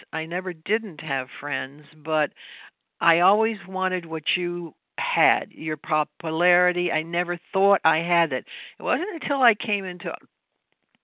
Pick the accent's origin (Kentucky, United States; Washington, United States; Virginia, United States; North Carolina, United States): Kentucky, United States; Louisville; now in New York, United States; I'm from Louisville, Kentucky. I'm not from New York. Maybe you can hear the accent or whatever. It's been many years